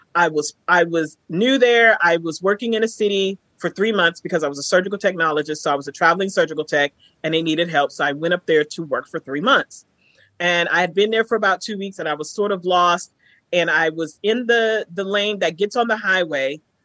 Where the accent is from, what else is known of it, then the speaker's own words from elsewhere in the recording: Texas, United States; I'm a nigger from Texas